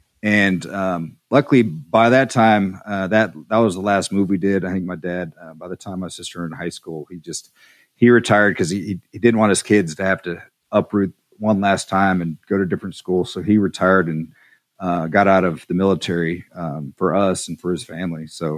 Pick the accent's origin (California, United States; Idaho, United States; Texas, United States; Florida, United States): Texas, United States; El Paso; born there; also born or lived in Woodbridge, Virginia / San Angelo / Montgomery; So essentially, I was born in El Paso, at Paso, Texas. And then after that, we moved to Northern Virginia, a place called Woodbridge, Virginia, and lived there for a couple years. And then we moved back to Texas, to San Angelo, Texas, for a couple, 2.5 years.